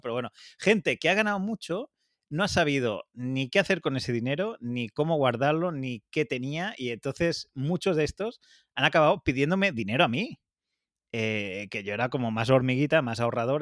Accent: Catalonia, Spain; los dos somos autónomos catalanes

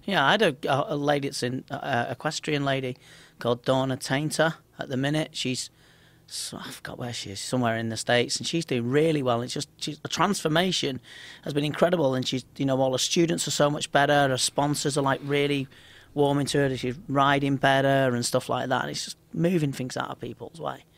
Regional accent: Liverpool, North West England, United Kingdom; I'm just from Liverpool

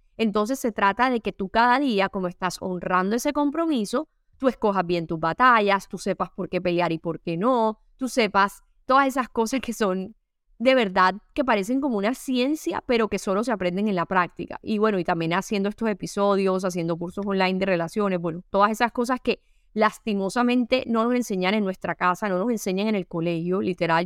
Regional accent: Caribbean coast of Colombia, Caribbean Region, Colombia; yo soy costeña

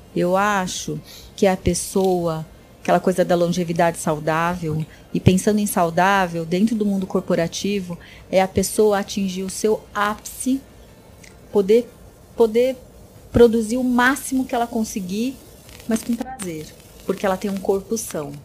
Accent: Brazil; nasci no Brasil, sou terceira geração, né? Meus avós vieram do Japão.

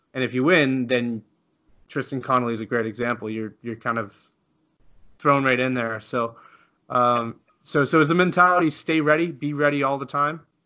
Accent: Canada; I'm Canadian too

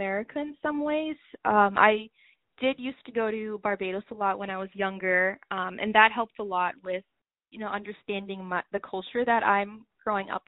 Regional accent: Cambridge, Massachusetts, United States; also born or lived in Medford, Massachusetts; being raised there in Cambridge

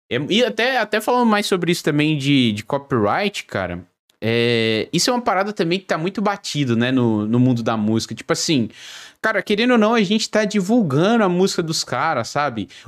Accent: São Paulo, Brazil; now in Joinville, Brazil; Moro em Joinville, eu sou de São Paulo, capital, mas moro em Joinville hoje.

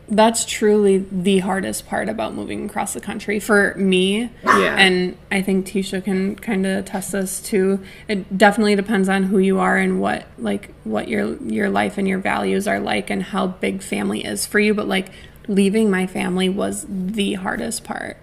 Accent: Wisconsin, United States; moved away as an adult; now in Connecticut, United States; I had lived in my hometown my whole life, except for one semester of college

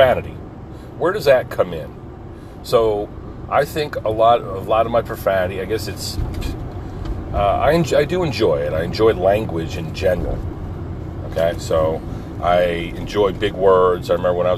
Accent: Pine Barrens, New Jersey, United States; I grew up in the Pine Barrens and did little boy stuff

